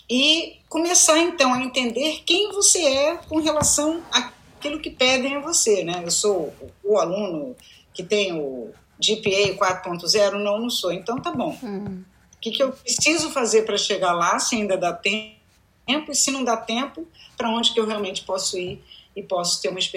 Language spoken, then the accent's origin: Portuguese; United States; eu era a única pessoa que tinha um sotaque, uhum. é, eu era a única pessoa que. É, que tinham outras histórias para contar além de ter crescido nos Estados Unidos.